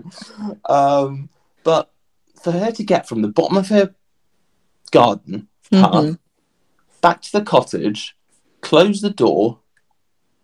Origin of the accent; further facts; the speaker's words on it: Pembrokeshire, Wales, United Kingdom; I grew up in Pembrokeshire